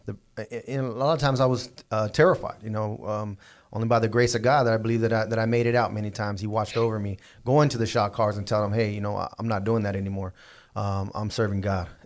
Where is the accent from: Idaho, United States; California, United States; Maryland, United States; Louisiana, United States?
California, United States; Southern; I was from Southern California